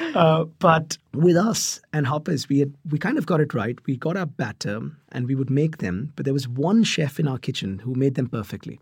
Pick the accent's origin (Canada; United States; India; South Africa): India; Mumbai, Maharashtra; moved away; I grew up in Mumbai